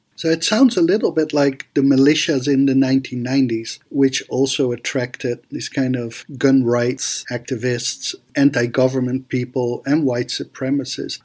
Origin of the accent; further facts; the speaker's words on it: Athens, Georgia, United States; my hometown of Athens, Georgia